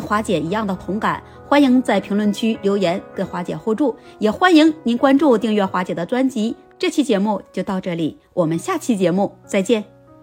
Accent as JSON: {"language": "Chinese", "country": "China", "said": "我作为一个中国人"}